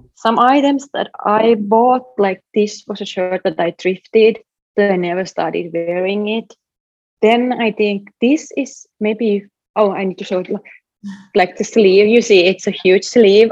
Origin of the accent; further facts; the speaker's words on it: Finland; now in Brooklyn, United States; Finland, my home country